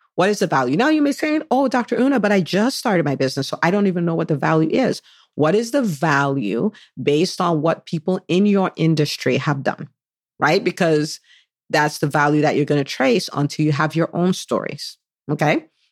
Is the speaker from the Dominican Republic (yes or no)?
no; Nigeria; moved away as an adult; now in United States; I was born in the U S. I did half I grew up, I spent twenty years in Nigeria, so from the age of five, that's when we moved back to Nigeria, and I was there for twenty years